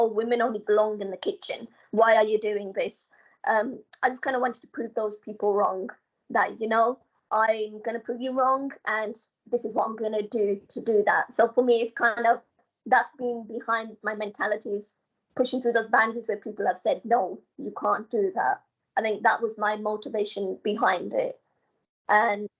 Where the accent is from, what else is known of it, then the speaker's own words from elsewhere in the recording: Coventry, West Midlands, United Kingdom; moved away as an adult; now in London, United Kingdom; I come from Coventry. I come from, like, a bend, a village, you know, and there's nothing really going on.